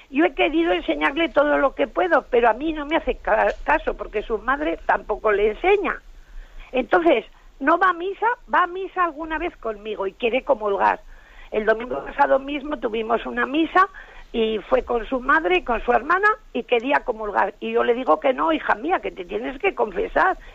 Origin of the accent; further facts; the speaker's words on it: Seville, Andalusia, Spain; de Sevilla.